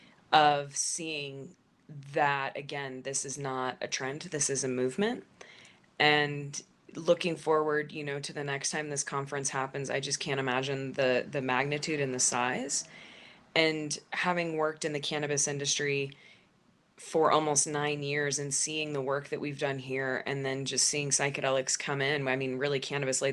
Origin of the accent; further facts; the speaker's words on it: Denver, Colorado, United States; in Denver, in my hometown